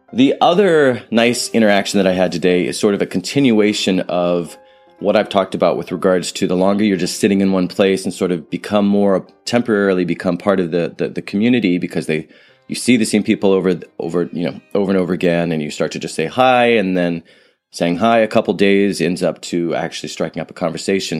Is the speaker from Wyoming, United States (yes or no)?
no; San Francisco, California, United States; I'm from San Francisco